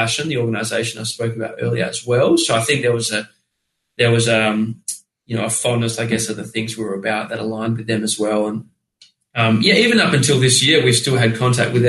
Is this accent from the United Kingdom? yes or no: no; Australia; we're Australian